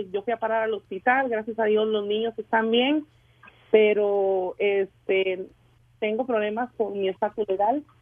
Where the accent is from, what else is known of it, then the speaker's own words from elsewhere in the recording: Las Vegas, Nevada, United States; soy aquí de Las Vegas.